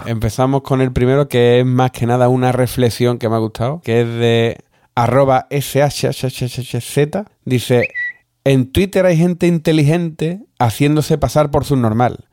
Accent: Andalusia, Spain; Somos andaluces.

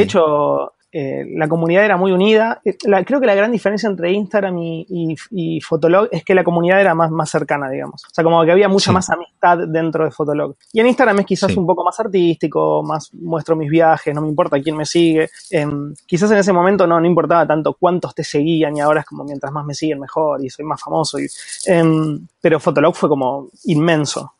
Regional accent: Argentina; soy de Argentina

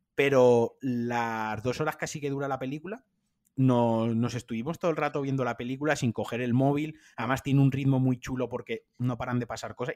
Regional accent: Spain; somos los españoles

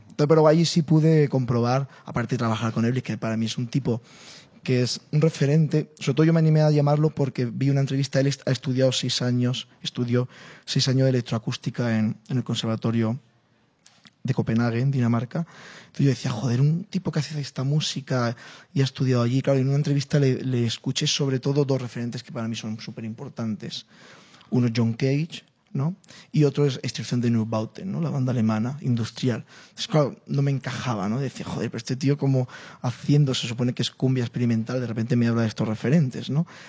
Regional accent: Spain; como español, como flamenco

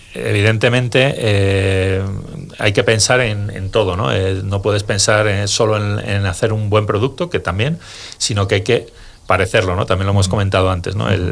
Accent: Segovia, Castile and León, Spain; yo, vengo de Segovia

